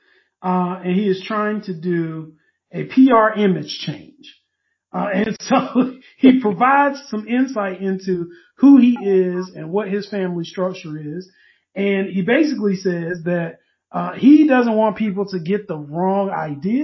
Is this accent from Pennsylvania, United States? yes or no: no; Durham, North Carolina, United States; me growing up in Durham